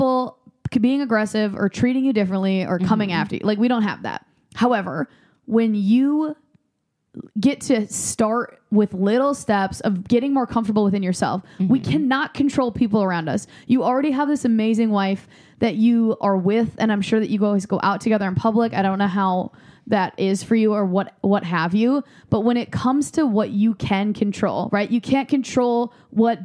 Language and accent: English; Midwest, United States; moved away; I was raised in the Midwest where you're not legally allowed to spend more than $26 on a haircut.